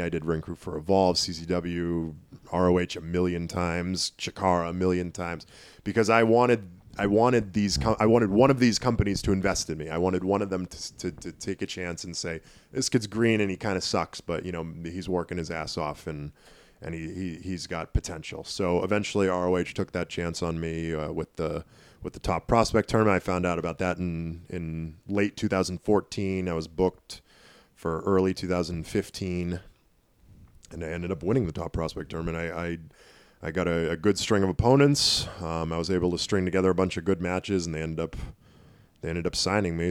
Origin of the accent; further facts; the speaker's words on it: Tyngsborough, Massachusetts, United States; also born or lived in Nashua, New Hampshire; Lowell, Massachusetts, m, more or less my hometown. I, I mean, I lived in Tingsboro for so long, which is right on the Lowell border